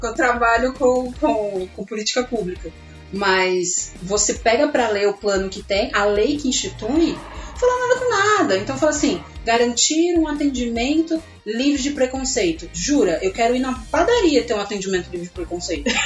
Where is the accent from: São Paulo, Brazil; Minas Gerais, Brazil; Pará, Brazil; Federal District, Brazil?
São Paulo, Brazil; Casa Branca; now in São Paulo, Brazil; Eu não sou daqui de São Paulo, vim do interior de São Paulo, uma cidade que se chama Casa Branca